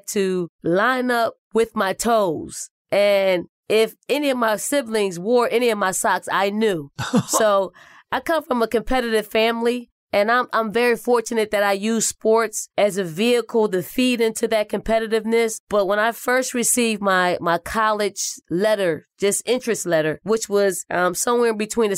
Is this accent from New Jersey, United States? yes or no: no; Philadelphia, Pennsylvania, United States; also born or lived in South Carolina; Growing up in North Philly and the projects called the Raymond Rosen Housing Projects